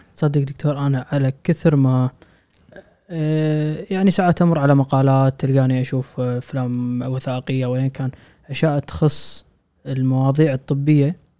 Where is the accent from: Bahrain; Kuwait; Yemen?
Kuwait; عندنا بالكويت